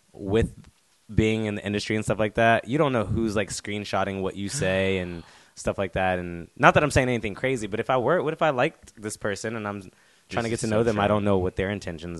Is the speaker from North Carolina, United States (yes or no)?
yes; North Carolina, United States; now in South Korea; I'm from North Carolina